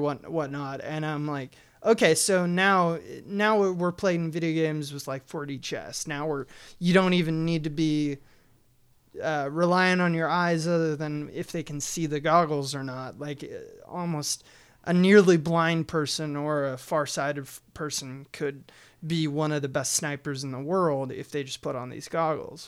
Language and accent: English; United States; as American citizens